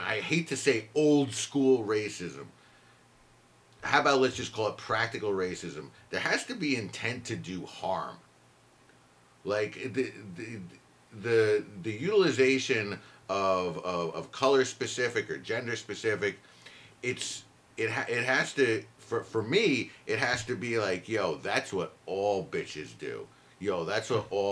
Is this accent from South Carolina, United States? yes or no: no; Idaho, United States; I grew up in Idaho and I never met a black person until I was 25